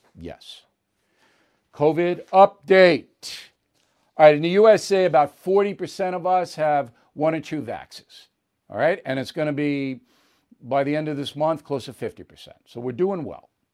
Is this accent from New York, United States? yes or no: yes; Levittown, New York, United States; in my Levittown neighborhood, blacks were not allowed to buy houses